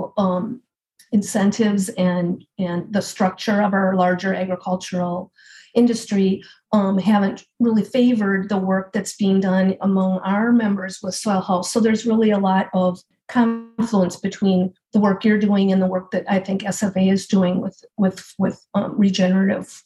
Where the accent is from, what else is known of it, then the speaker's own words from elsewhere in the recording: Hopkins, Minnesota, United States; I'm from Hopkins and, you know, didn't get much beyond that until high school.